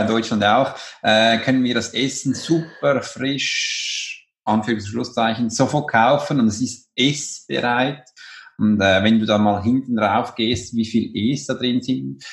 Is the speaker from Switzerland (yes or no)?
yes; Switzerland; bei uns in der Schweiz